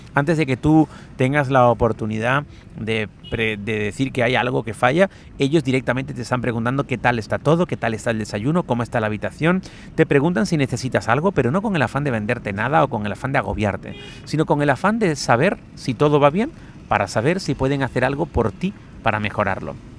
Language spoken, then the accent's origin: Spanish; Spain